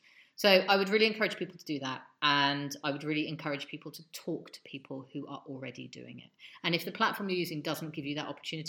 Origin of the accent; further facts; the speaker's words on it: London, United Kingdom; moved away; I grew up in London.